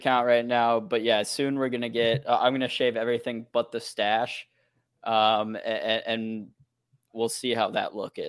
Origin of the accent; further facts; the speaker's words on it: Midwest, United States; I'm from the Midwest, Spencer.